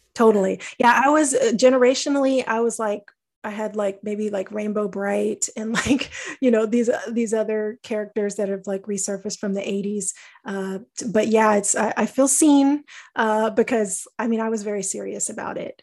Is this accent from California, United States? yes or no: no; Texas, United States; I grew up in Texas